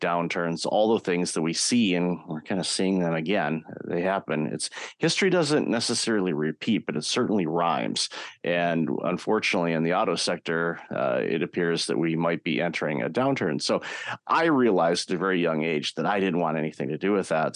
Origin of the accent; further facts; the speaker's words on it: Detroit, Michigan, United States; I grew up in the Detroit, Michigan area